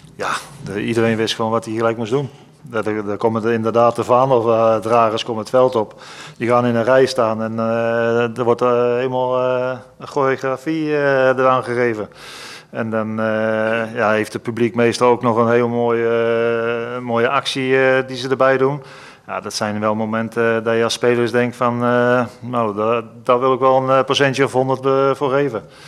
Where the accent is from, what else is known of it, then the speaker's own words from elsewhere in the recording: Holland, Netherlands; als Hollander zijnde